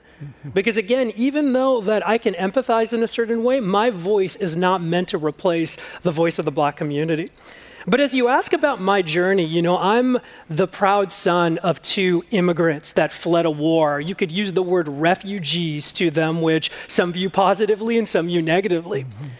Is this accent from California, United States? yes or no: yes; Los Angeles, California, United States; I grew up in the Mission Hills area of the San Fernando Valley, and I grew up in a population of a lot of Spanish people, people that looked and sounded like me and my family.